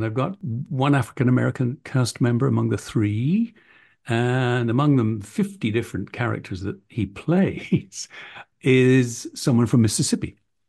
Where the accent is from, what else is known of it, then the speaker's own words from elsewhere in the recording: England, United Kingdom; accent: received pronunciation; Growing up in England, I had pressure to speak received pronunciation, but I also mingled with a lot of people who had Cockney accents, and I learned to code switch between the two depending on the social context.